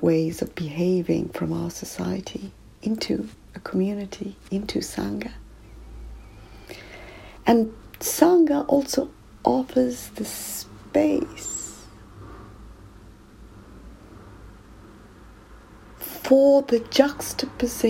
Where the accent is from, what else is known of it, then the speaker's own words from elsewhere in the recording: South Africa; now in United Kingdom; growing up in South Africa